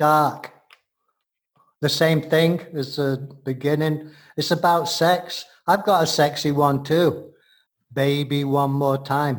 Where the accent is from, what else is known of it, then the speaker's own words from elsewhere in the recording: England, United Kingdom; now in United States; being the gentleman I am from England